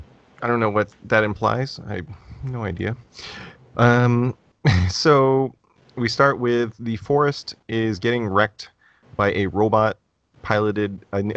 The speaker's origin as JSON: {"language": "English", "country": "United States", "said": "I'm American."}